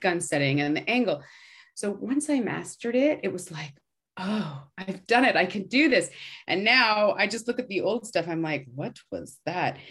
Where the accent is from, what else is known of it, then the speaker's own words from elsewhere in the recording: Canada; moved away as an adult; also born or lived in Toronto; now in New York, United States; being a Canadian